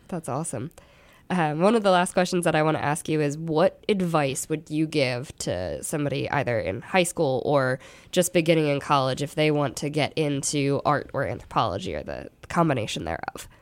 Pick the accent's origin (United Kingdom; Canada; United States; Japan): United States; Philadelphia, Pennsylvania; moved away; I'm originally from Philly